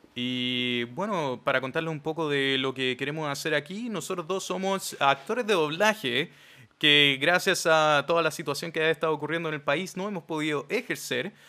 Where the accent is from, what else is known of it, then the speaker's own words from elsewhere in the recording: Chile; somos chilenos